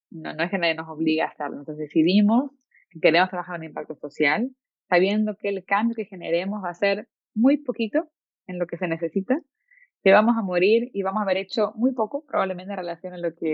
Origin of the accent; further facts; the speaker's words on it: Venezuela; born there; Yo nací en Venezuela